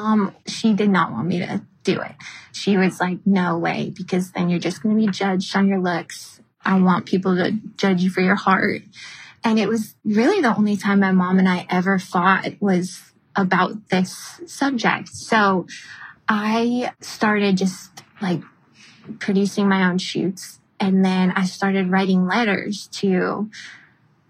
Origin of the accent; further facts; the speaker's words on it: Frankfort, Illinois, United States; also born or lived in Greece / Paris; now in Manhattan Beach, United States; I grew up in Frankfort, Illinois, which is about 45 minutes south of Chicago.